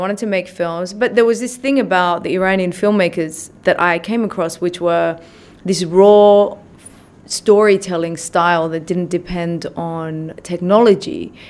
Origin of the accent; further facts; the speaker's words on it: Australia; also born or lived in Iran; I grew up in Australia. Yep.